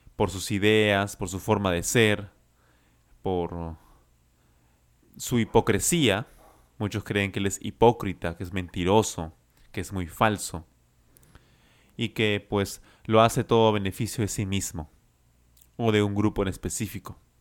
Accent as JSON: {"language": "Spanish", "region": "Lima", "country": "Peru", "said": "I am from Lima, Peru"}